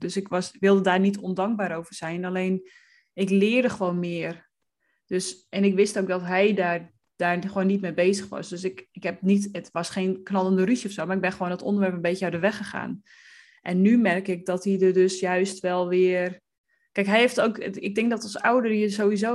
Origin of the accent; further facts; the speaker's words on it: West Friesland, North Holland, Netherlands; ik ben opgegroeid in West-Friesland